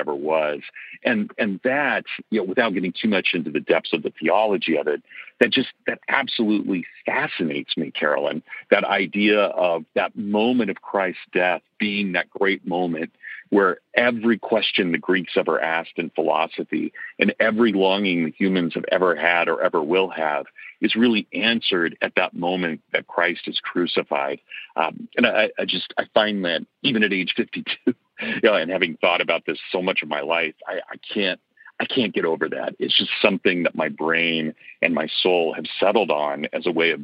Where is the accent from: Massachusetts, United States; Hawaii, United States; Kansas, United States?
Kansas, United States; accent: Kansas; My Kansas accent